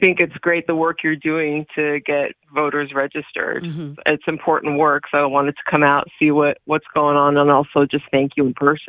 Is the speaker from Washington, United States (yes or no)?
yes; Kennewick, Washington, United States; first language Hebrew; English is a second language; also born or lived in Sunnyside, Washington; grew up in the Tri-Cities. I grew up out behind the mall in Kennewick. Went to Desert Hills, graduated Kamaikin, went to WSU like a lot of Eastern Washington kids.